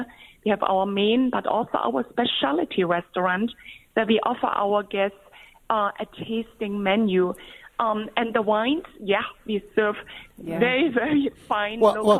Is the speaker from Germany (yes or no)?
yes; Germany; I was born in Germany on a different river.